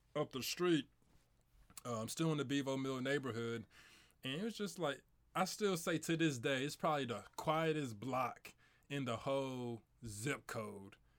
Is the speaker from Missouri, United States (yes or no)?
yes; St. Louis, Missouri, United States; I grew up in Saint Louis, South Saint